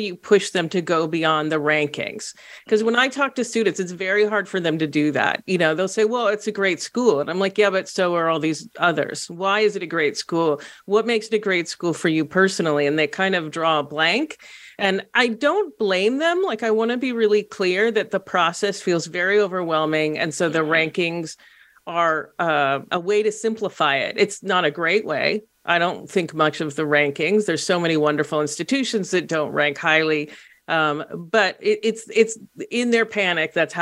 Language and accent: English; Los Angeles, California, United States; moved away as an adult; also born or lived in Portland, Oregon; I grew up in Los Angeles and went to college in Portland, Oregon.